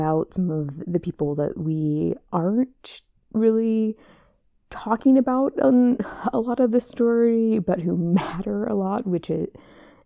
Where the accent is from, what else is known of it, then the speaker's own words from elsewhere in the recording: Kansas, United States; I'm from Kansas